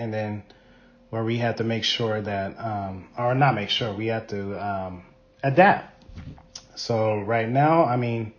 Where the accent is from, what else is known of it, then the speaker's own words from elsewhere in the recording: Spokane, Washington, United States; Growing up in Spokane, it was definitely different.